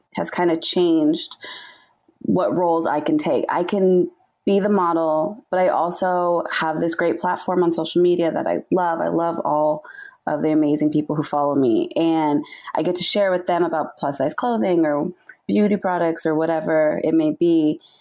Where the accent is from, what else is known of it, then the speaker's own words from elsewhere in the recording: Southern California, United States; I am born and raised in Southern California